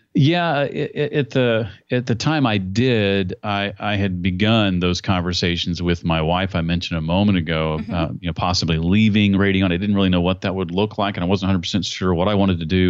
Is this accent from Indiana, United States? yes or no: yes; Indianapolis, Indiana, United States; my hometown of Indianapolis